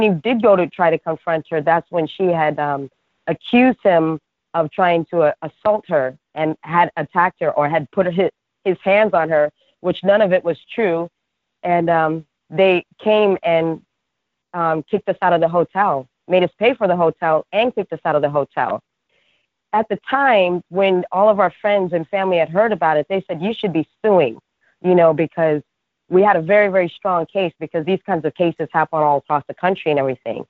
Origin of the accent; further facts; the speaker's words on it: New York City, New York, United States; I'm from Brooklyn